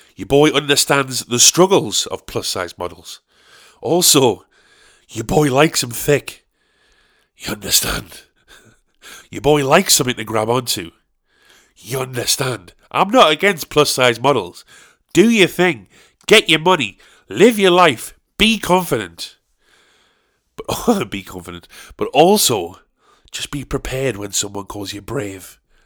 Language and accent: English; South Shields, North East England, United Kingdom; my hometown